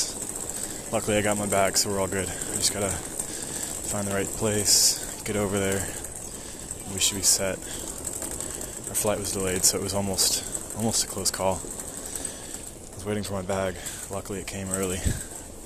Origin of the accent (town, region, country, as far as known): United States